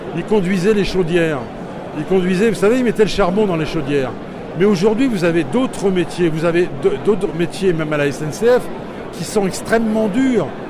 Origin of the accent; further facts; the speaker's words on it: Pas-de-Calais, Hauts-de-France, France; je viens du Pas-de-Calais